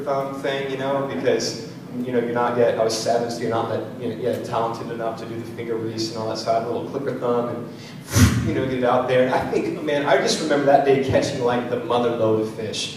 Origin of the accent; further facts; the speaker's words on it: San Diego, California, United States; moved away; also born or lived in Washington; I grew up in San Diego before I moved to the Northwest